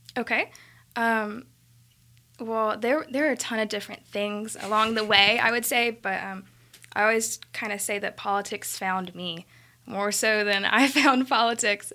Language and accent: English; Birmingham, Alabama, United States; I was born in Birmingham and I've lived in and around Birmingham my entire life